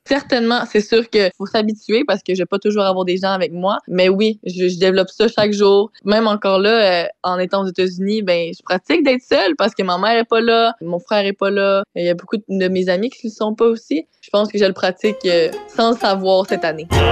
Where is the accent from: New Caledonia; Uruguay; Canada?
Canada; Saint-Jean-sur-Richelieu, Quebec; j'ai grandi à Saint-Jean